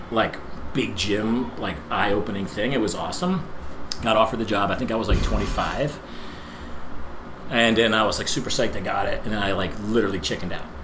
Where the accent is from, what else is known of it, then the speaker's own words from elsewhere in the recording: New Jersey, United States; No, I'm from New Jersey.